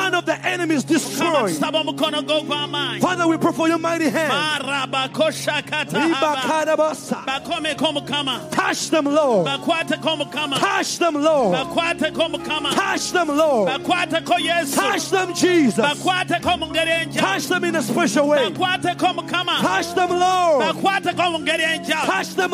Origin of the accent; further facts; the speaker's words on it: Uganda; moved away; When we come from Uganda